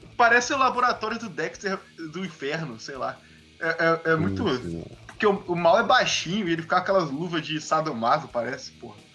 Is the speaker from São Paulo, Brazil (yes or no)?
no; Volta Redonda / Vassouras, Rio de Janeiro, Brazil; eu sou de Redonda, né, de Vassouras